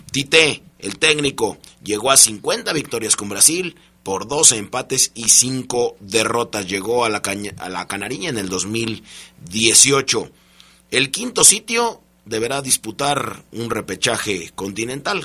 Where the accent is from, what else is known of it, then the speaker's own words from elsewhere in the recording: Argentina; mi tierra